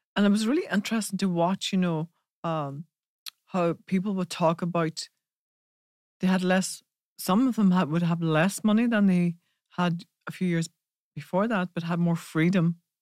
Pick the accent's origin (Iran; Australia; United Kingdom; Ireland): Ireland; we're from Ireland